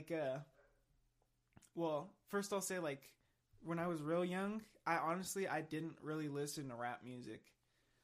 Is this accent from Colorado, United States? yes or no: yes; Pueblo, Colorado, United States; Growing up in Pueblo